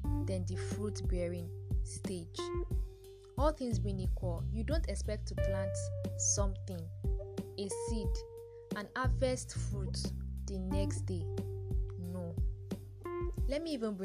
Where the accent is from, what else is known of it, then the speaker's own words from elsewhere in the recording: Nigeria; as a Nigerian graduate waiting to serve